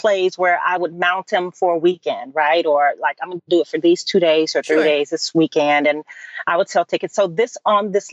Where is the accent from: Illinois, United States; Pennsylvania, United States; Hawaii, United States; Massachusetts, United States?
Illinois, United States; Chicago; moved away as an adult; also born or lived in New York; I transitioned into producing for the stage in Chicago, which is my hometown.